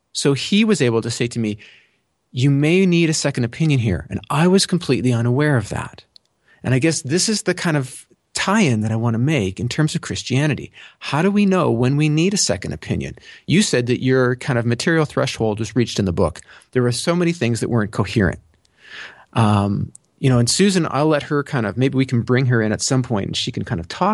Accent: Canada; I'm Canadian

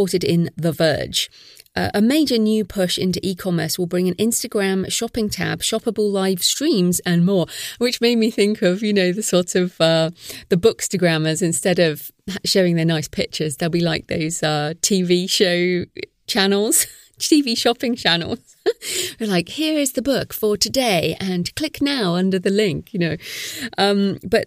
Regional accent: United Kingdom; I'm British

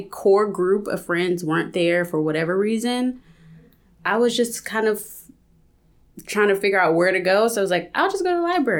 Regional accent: California, United States; also born or lived in Texas; I was born in Texas. And yeah. Eventually I moved to California, grew up in California, raised by a single parent.

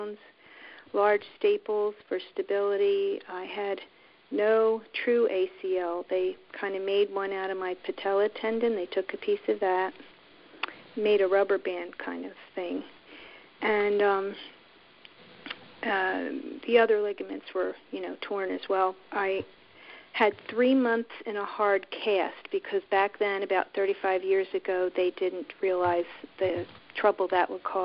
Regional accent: Somerdale, New Jersey, United States; also born or lived in Woodstown, New Jersey; I grew up in Somerdale, New Jersey.

